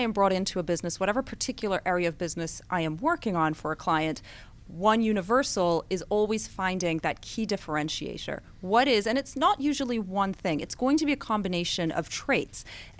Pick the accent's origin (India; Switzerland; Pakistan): Switzerland; Well, I did move quite a bit growing up. The longest I lived anywhere was in Switzerland, but I moved a lot within Switzerland.